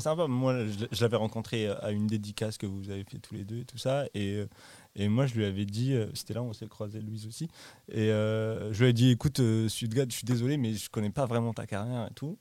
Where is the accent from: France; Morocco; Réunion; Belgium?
Morocco; moved away; j'ai grandi au Maroc